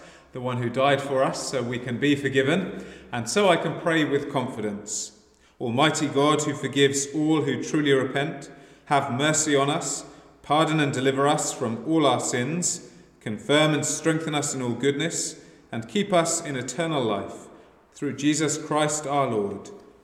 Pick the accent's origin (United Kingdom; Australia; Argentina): United Kingdom; England; now in Ireland; I'm from England